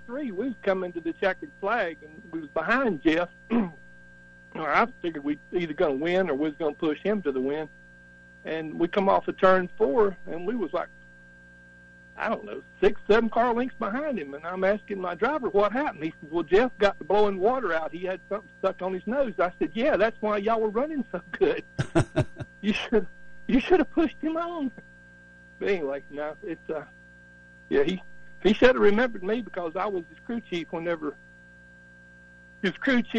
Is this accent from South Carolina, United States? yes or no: yes; Spartanburg, South Carolina, United States; moved away; my hometown of Spartanburg